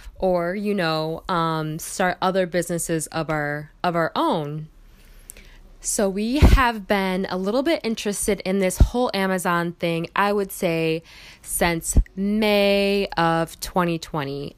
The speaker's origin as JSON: {"language": "English", "region": "Michigan", "country": "United States", "moved": "as an adult", "lives_now": "Milwaukee, United States", "said": "I am from Michigan"}